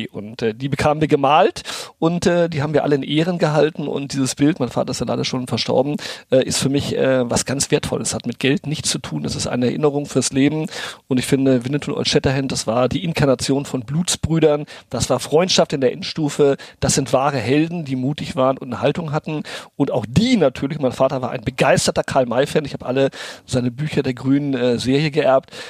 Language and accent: German; Brazil; Sicherheit von meinen Eltern mit nicht nur in die Wiege, sondern auch ins Spielzimmer nach Brasilien, wo ich aufgewachsen bin, äh, gelegt ähm, bekommen.